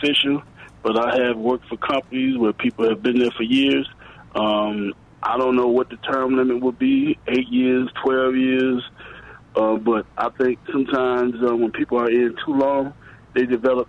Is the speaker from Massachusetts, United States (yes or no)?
no; Oak Park and West Side, Illinois, United States; now in Chicago, United States; I just moved in this area. I'm actually from Oak Park and Westside. I'm on the south side now.